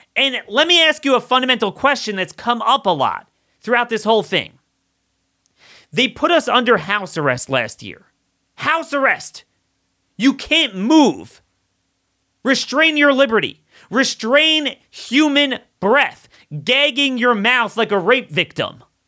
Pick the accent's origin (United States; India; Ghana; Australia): United States; Maryland; my home state of Maryland